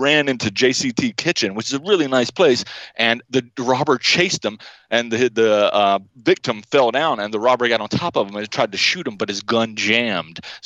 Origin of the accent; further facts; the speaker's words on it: United States; I am an American